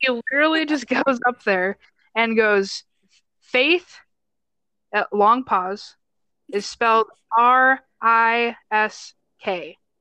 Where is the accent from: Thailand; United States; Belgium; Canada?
United States; Wisconsin; also born or lived in Minnesota; now in Illinois, United States; i was born in minnesota but grew up in wisconsin